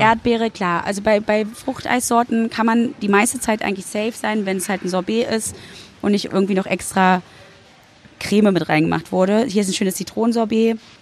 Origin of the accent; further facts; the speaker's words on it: Berlin, Germany; auch wenn ich in Berlin wohne und da groß ja. geworden bin. Ich bin ja auch in der DDR geboren worden